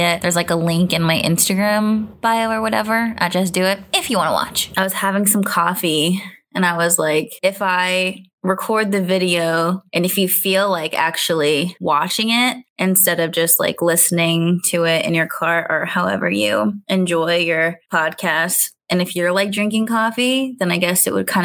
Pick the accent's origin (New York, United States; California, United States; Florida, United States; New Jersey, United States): California, United States; moved away as an adult; now in Baltimore, United States; Growing up in California